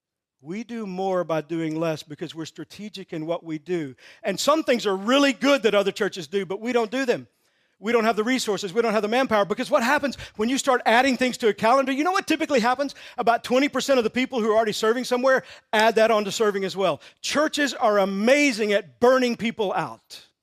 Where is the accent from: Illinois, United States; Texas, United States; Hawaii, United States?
Texas, United States; I'm from Texas, so a lot of this.